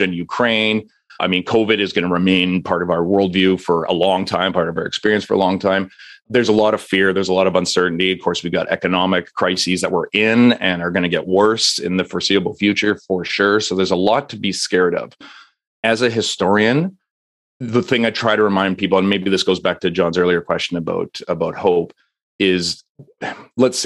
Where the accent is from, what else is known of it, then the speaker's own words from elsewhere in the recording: Canada; As a Canadian